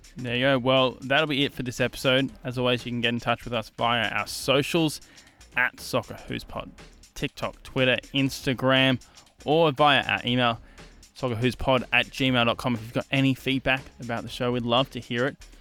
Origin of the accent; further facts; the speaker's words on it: Australia; we as Australian football fans